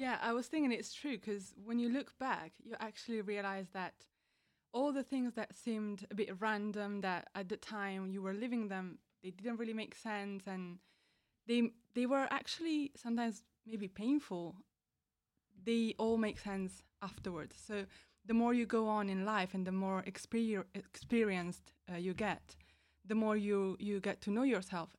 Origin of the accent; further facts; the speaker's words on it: Italy; moved away as an adult; now in High Wycombe, United Kingdom; I'm from Italy